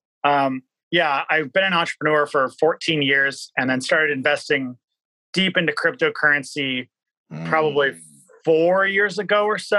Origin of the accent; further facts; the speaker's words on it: Kirkland, Washington, United States; also born or lived in Boston; I grew up over in Wanita. It's like just north of Kirkland, outside of Seattle